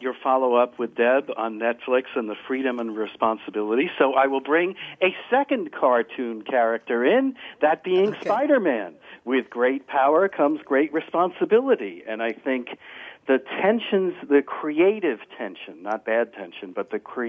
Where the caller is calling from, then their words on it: Morristown, New Jersey, United States; Morristown, New Jersey, also almost 10:30 Eastern time.